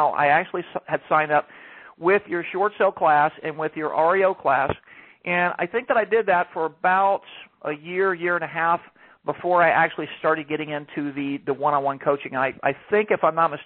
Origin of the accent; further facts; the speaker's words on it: Atlanta, Georgia, United States; moved away as an adult; now in Palm Beach County, United States; I'm originally from Georgia. I lived all my life in Georgia in the Atlanta area, and I moved to Florida in 2007